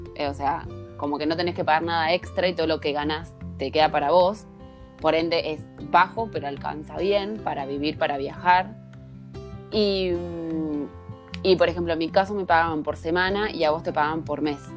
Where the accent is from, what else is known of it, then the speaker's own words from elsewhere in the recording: Santa Fe, Argentina; moved away; también somos santafesinas, las dos.